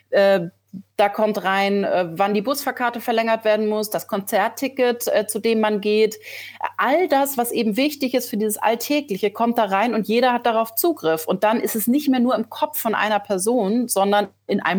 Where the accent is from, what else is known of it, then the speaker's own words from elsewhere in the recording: Schleswig-Holstein, Germany; born there; also born or lived in Berlin; now in Hamburg, Germany; Ich bin auch ein gebürtiges Nordlicht. Ich komme aus Schleswig-Holstein, habe aber die letzten zehn Jahre in Berlin gelebt